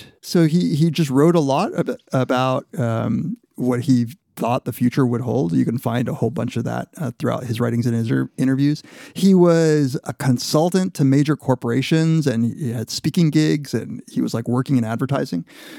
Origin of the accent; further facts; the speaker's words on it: Inland Empire, California, United States; moved away; I'm from the Inland Empire